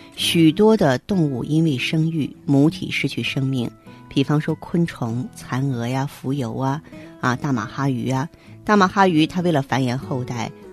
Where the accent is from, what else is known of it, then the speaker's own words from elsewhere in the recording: China; 可能我们中国人呢重视脸部